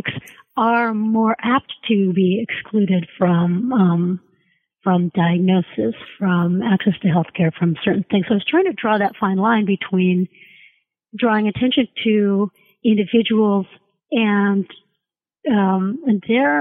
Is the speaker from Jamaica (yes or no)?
no; Canada; I'm Canadian